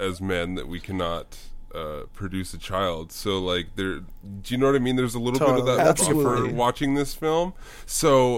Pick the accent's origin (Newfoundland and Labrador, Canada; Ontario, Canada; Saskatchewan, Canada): Saskatchewan, Canada; in Saskatchewan we call, like, sweaters